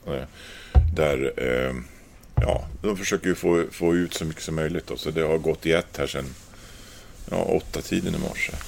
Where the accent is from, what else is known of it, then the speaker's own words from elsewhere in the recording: Östersund, Jämtland, Sweden; moved away as an adult; now in Gävle, Sweden; jag är från Östersund, uh, liten småstad